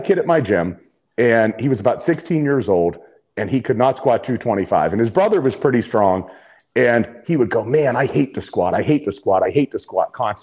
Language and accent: English; Ohio, United States; growing up in Ohio